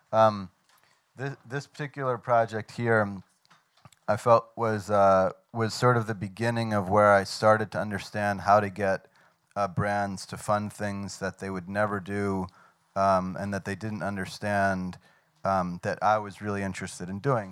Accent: Washington, District of Columbia, United States; moved away as an adult; also born or lived in New York; now in Lyon, France; I grew up in Washington, D.C., and lived uh, in New York for most of my life

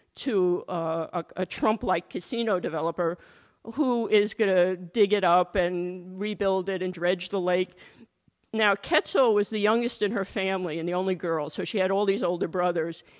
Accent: Catskills, New York, United States; the hotel it's based on was in my hometown. My family had a much smaller, grubbier version of a hotel

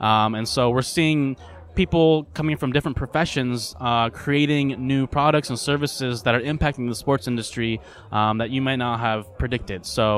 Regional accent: Portland, Oregon, United States; So I grew up in Portland, go Blazers, but I went to the University of Washington for college, go Huskies

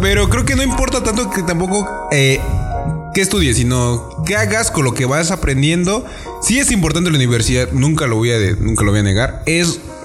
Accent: San Mateo Atenco, State of Mexico, Mexico; yo soy de Toluca, bueno, no de Toluca, soy de San Mateo

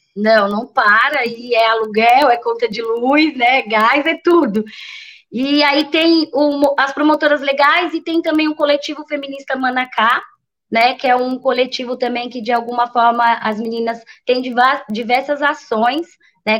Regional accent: São Paulo, Brazil; moved away as an adult; now in Bertioga, Brazil; é da onde eu fui criada e é, né, nasci, fui criada, que é o Paraisópolis Zona Sul, que é uma também uma grande periferia lá de São Paulo

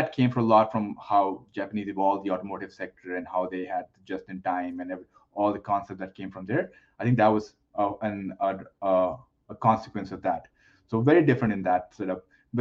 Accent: India; moved away as an adult; now in Canada; I was born and raised in India. I moved to Canada almost, I think, 18 years ago at this point.

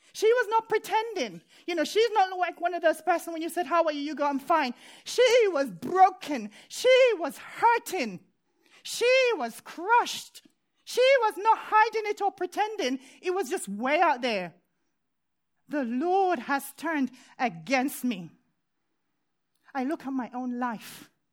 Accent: Jamaica; moved away; when I was a child growing up in Jamaica

